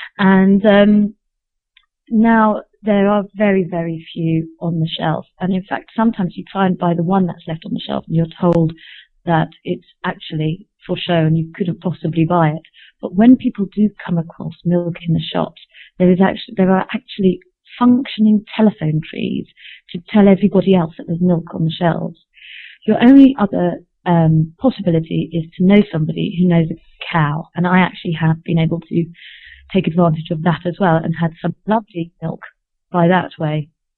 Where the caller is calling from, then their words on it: Dushanbe, Tajikistan; I'm calling from Dushanbe, the capital of Tajikistan. I've been living here for 7 months now